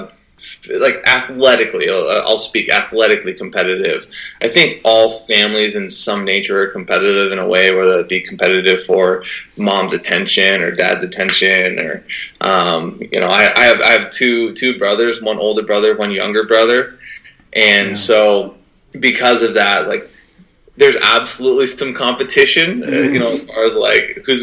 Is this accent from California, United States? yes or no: no; Burlington, Washington, United States; I'm a small town kid, born and raised in Burlington, Washington